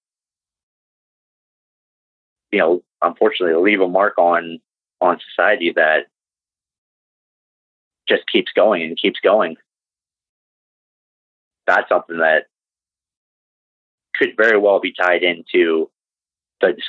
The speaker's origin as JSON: {"language": "English", "country": "Canada", "said": "I'm from Canada"}